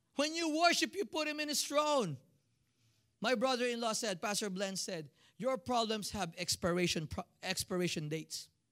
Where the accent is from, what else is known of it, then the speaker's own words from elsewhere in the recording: Philippines; moved away as an adult; now in United States; I'm a Filipino